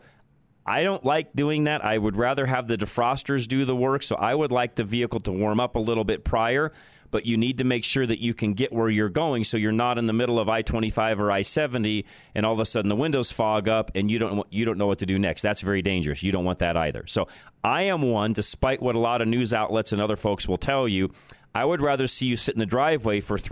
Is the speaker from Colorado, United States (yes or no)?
yes; Colorado, United States; growing up in Colorado